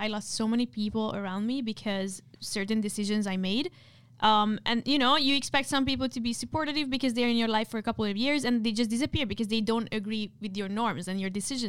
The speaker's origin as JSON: {"language": "English", "country": "India", "said": "send me another like a message from another account saying my family, because I'm Indian, like I cannot have friends like you."}